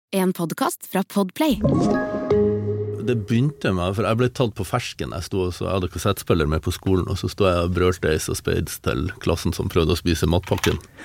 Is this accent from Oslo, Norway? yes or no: no; Målselv, Troms, Norway; accent: samnordnorsk; also born or lived in Harstad; jeg ble født i Harstad, men så flytta jeg til Målselv når jeg var en måned